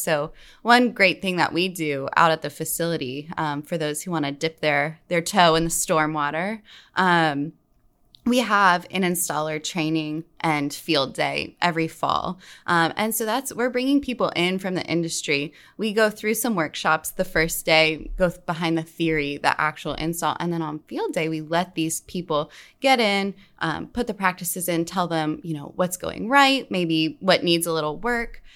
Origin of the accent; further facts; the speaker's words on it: West Virginia, United States; I grew up in West Virginia